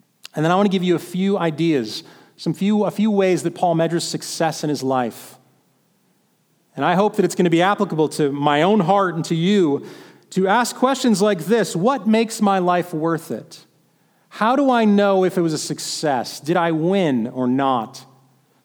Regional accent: Midwest, United States; It was said where I grew up in the Midwest that it was so flat that if you stood on a pop can, you could see across the state.

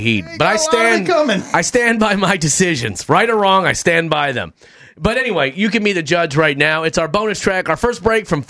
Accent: Minnesota, United States; I grew up in Minnesota, next to water, all the time.

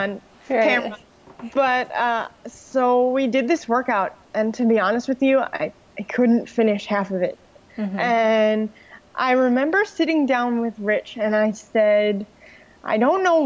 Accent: New York, United States; now in Florida, United States; I'm originally from New York.

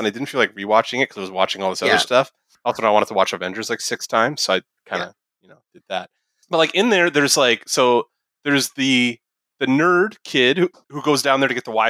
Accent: Canada; as a Canadian

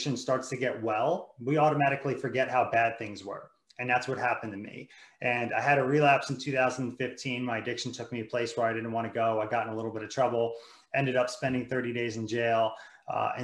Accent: New Jersey, United States; moved away as an adult; now in Virginia, United States; I grew up in New Jersey

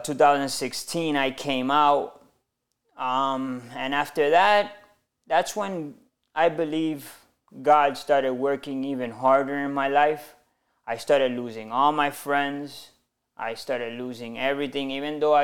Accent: Miami, Florida, United States; Born and raised in Miami.

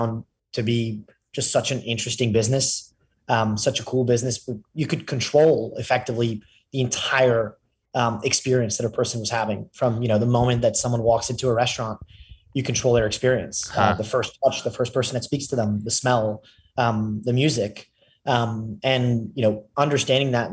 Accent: Paris, Île-de-France, France; moved away; also born or lived in London / Austin, Texas; I was brought up in Paris

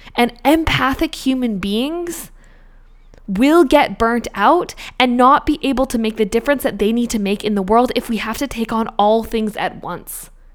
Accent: Australia; now in Canada; I'm an Australian citizen.

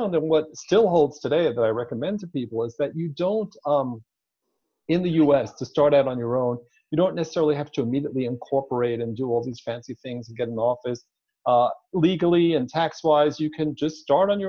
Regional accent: Israel; moved away as an adult; also born or lived in New York, United States; now in Palm Springs, United States; I was born in New York, but grew up overseas in Israel. And when I was 29, I moved back to the U.S.

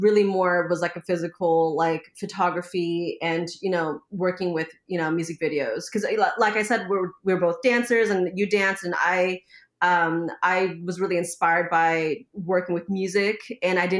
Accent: Oakland, California, United States; I grew up in Oakland

